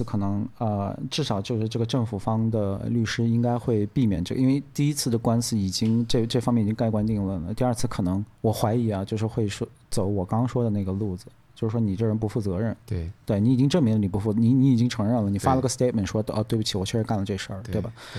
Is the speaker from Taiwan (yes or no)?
no; Australia; 我澳洲人就是这心态。